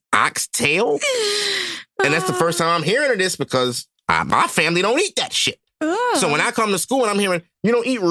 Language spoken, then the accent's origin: English; United States; Our whole family's American. I am not West Indian at all.